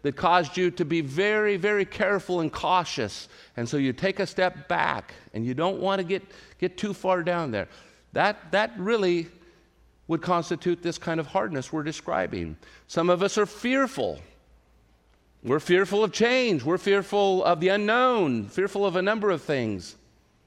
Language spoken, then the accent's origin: English; Central California, United States; moved away; where I grew up in Central California